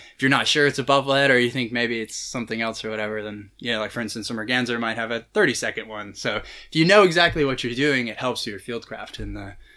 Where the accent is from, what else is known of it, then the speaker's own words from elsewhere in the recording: California, United States; I grew up in California